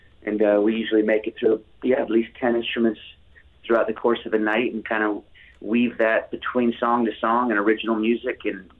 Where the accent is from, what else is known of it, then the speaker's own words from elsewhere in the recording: Florida, United States; I grew up in the South, and so it was, for me, it was, you know, … and … from being from Florida